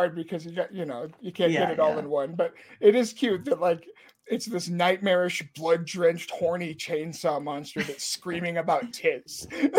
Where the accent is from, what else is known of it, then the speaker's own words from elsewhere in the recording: Washington, United States; I'm from Washington too.